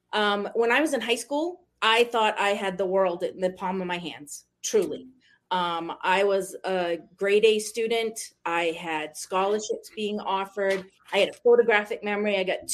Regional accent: Maine, United States; accent: New England; moved away as an adult; now in South Jordan, United States; I am in South Jordan, Utah right now. I grew up in Maine, moved here about, 20 years ago now.

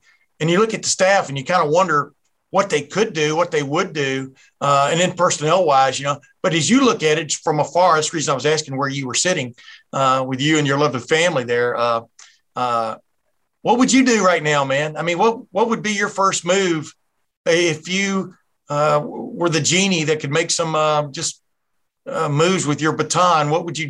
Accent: Texas, United States; moved away; also born or lived in Alabama; I grew up in Texas, man, Alabama and Texas. And I remember I moved up here

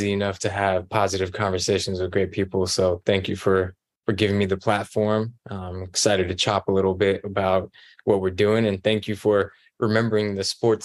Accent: Oakland, California, United States; also born or lived in Alameda, California / Central Valley, California; I was born in Oakland, raised, you know, in Alameda for a few years, spent some time in the Central Valley, and then made my way back to the East Bay, back to Oakland

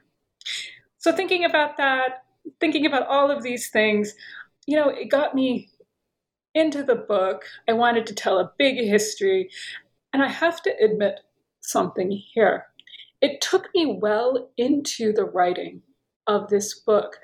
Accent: United States; moved away as an adult; also born or lived in Paris / Tunisia / Turkey / Oxford; I'm American. Perhaps you can tell by my accent.

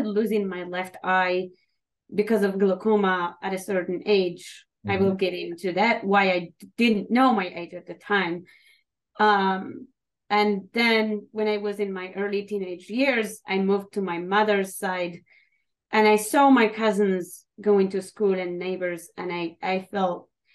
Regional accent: Morocco; English is a second language; moved away as an adult; also born or lived in Fayetteville, Arkansas; now in United States; I was born and raised in the Atlas Mountains of Morocco, in the middle of nowhere

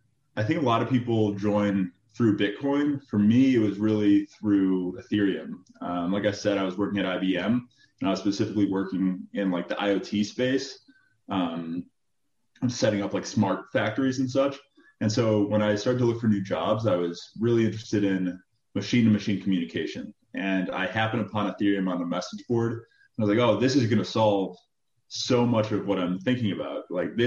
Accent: Chicago, Illinois, United States; also born or lived in Michigan; Originally from Chicago. I grew up in the city of Chicago. Went to University of Michigan. Midwest upbringing.

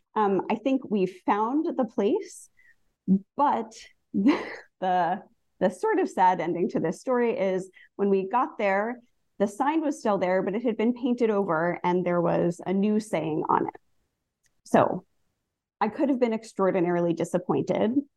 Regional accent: New Jersey, United States; I grew up in New Jersey

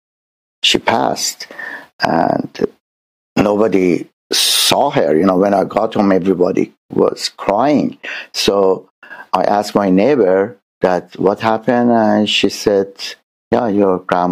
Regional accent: Tehran, Tehran Province, Iran; now in San Diego, United States; I born in Tehran, Iran

